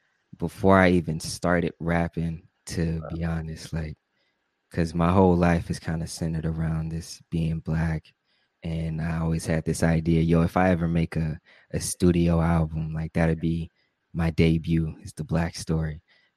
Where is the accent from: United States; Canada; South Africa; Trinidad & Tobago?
United States; Milwaukee, Wisconsin; now in Tucson, United States; I grew up in Milwaukee, Wisconsin, so that city is, it's my home.